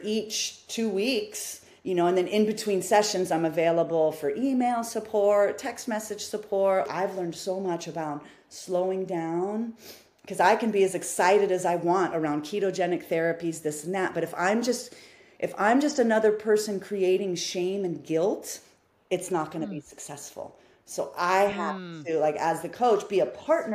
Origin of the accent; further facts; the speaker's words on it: Midwest, United States; I grew up in the Midwest. I mean, I was born in the Midwest. So I have Midwestern roots